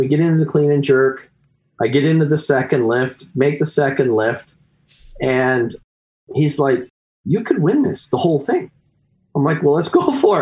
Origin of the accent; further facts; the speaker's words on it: Canada; as every Canadian does, is at least back when I was growing up, hockey is my religion